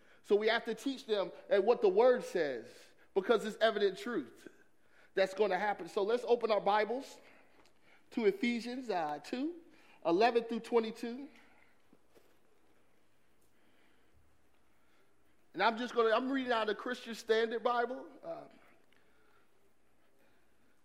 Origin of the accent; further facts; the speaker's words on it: Atlanta, Georgia, United States; I grew up in Atlanta, Georgia